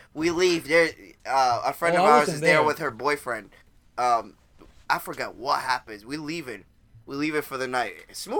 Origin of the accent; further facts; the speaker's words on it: Orlando, Florida, United States; We're all from Orlando